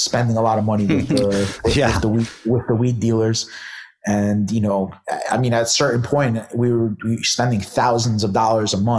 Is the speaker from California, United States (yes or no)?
no; New York City, New York, United States; I grew up in Brooklyn